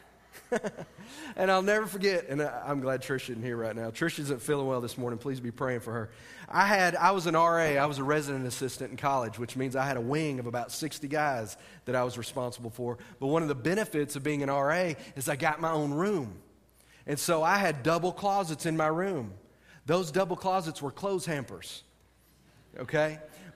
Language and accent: English; United States; as Americans tonight, as American Christians